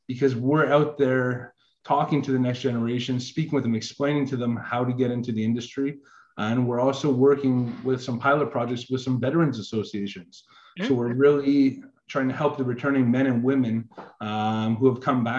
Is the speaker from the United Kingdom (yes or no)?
no; Canada; I am Canadian